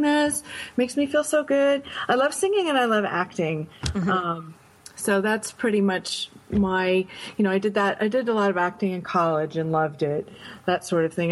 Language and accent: English; Binghamton, New York, United States; also born or lived in Grinnell, Iowa; I grew up upstate New York in a little town called Binghamton